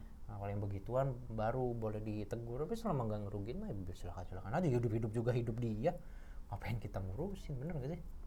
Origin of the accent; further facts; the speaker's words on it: Cirebon, West Java, Indonesia; now in Jakarta, Indonesia; kampung halamanku tuh di Cirebon